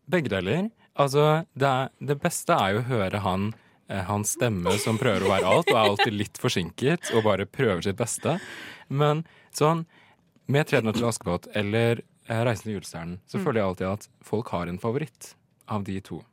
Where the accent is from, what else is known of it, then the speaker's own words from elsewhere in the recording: Hedmark, Innlandet, Norway; Jeg er jo fra Hedmark